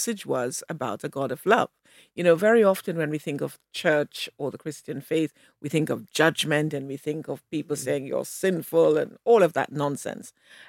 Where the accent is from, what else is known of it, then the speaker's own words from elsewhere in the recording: Montego Bay, Saint James, Jamaica; I was lucky to have been born and brought up in Montego Bay, Jamaica.